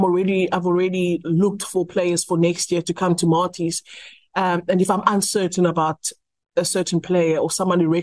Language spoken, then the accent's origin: English; Stellenbosch, Western Cape, South Africa; I'm obviously from Stellenbosch